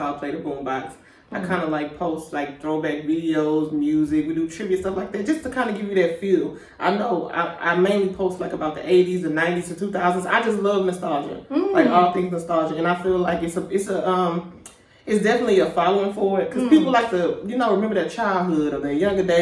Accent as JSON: {"language": "English", "town": "Houston", "region": "Texas", "country": "United States", "also_born_or_lived": "Atlanta", "moved": "as an adult", "said": "I'm from Houston."}